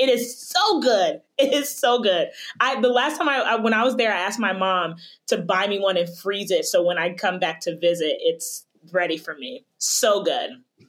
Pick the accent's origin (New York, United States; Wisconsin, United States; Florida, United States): Florida, United States; West Palm Beach; moved away; also born or lived in Jackson, Mississippi; I'm originally from Florida, West Palm Beach, Florida. And so I have always thrived in Florida.